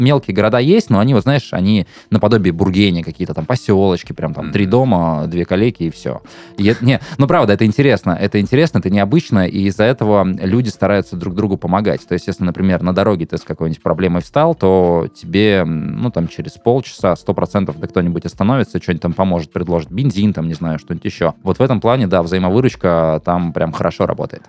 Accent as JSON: {"language": "Russian", "town": "Chita", "region": "Zabaykalsky Krai", "country": "Russia", "tie": "born or raised there", "also_born_or_lived": "Moscow", "moved": "as an adult", "said": "это мои родные места, мне нравится, я вырос."}